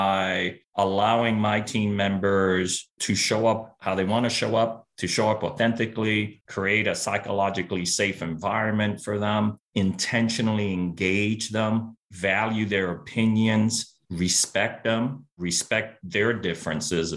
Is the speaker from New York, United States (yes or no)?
yes; New York City, New York, United States; first language Spanish; English is a second language; I was born and raised in Brooklyn, New York, to a working class family in a working class neighborhood